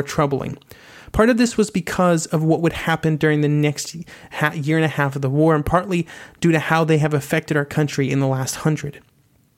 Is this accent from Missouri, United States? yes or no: yes; Missouri, United States; my home state of Missouri